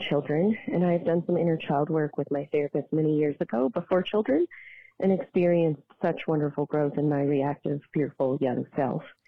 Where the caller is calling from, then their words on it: Denver, Colorado, United States; I'm calling from Denver, Colorado